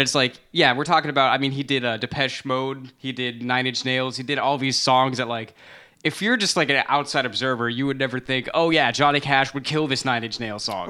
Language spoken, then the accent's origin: English; United States; growing up in America, like, as a non-Christian person